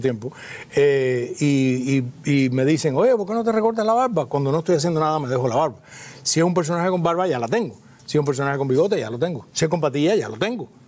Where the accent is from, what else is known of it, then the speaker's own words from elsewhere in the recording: Cuba; siendo cubanos todos